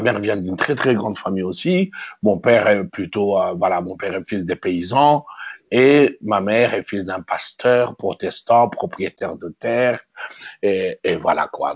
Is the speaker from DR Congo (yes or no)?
yes; Kinshasa, DR Congo; moved away as an adult; also born or lived in Kasai / Brussels, Belgium / Amiens, France; Je suis né à Kinshasa le 30 octobre 1957.